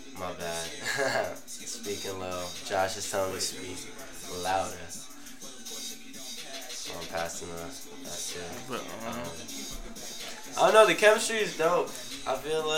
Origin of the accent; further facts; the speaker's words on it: Virginia, United States; I was from Virginia